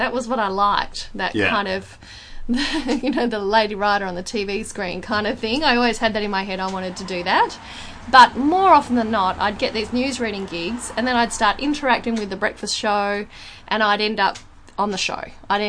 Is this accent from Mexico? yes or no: no; Perth, Western Australia, Australia; here's an example of why I probably immediately used to notice that there's a difference between growing up in Perth and growing up in, say, Sydney or Melbourne.